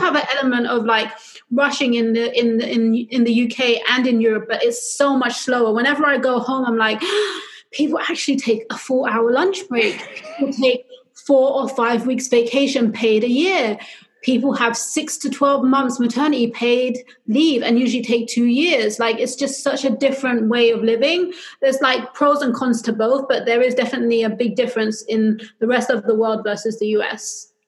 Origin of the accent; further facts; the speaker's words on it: London, United Kingdom; moved away as an adult; also born or lived in New York City, United States; now in Los Angeles, United States; I'm originally from London, though, which explains the accent